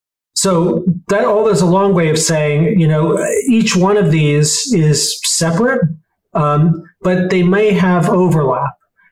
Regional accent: Chicago, Illinois, United States; I grew up in Chicago.

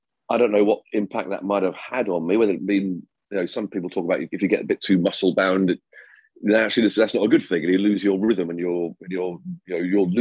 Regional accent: Cheshire, North West England, United Kingdom; I was born in Cheshire

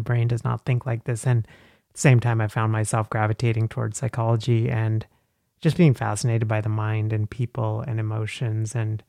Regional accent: Kerala, India; So I'm from India. {S1} Okay. {S0} Southwest from Kerala.

